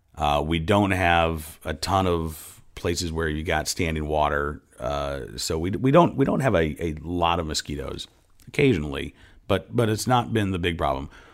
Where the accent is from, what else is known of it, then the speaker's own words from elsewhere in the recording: Oklahoma, United States; also born or lived in Massachusetts; now in Virginia, United States; I grew up in Oklahoma, uh, was born in Massachusetts, but I've been in Virginia